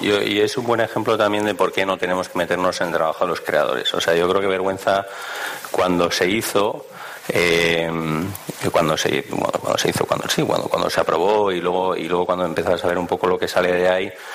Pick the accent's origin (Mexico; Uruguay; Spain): Spain; Bilbao, Basque Country; yo soy de Bilbao también